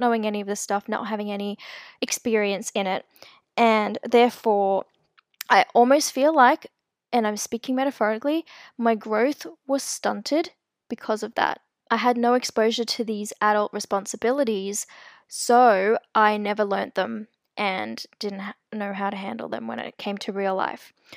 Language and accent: English; South Africa; I'm actually South African. I was born there.